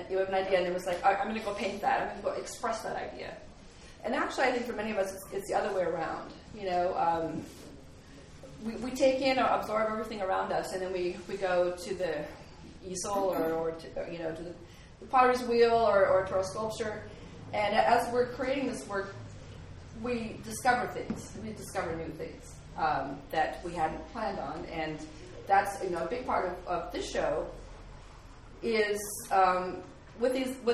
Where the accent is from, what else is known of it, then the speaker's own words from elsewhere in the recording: Anchorage, Alaska, United States; also born or lived in Kodiak; I grew up in Anchorage